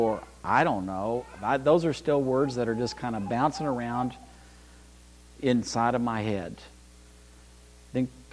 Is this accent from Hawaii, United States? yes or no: no; Bakersfield, California, United States; I was born in Bakersfield, California